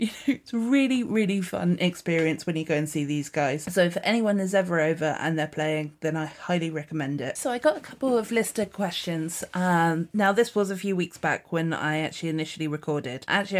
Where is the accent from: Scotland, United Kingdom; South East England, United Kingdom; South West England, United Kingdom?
South West England, United Kingdom; accent: Dorset; like I mentioned in my Dorset accent